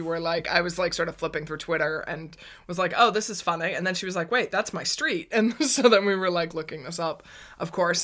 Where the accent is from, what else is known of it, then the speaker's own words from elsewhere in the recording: United States; now in Netherlands; I come from America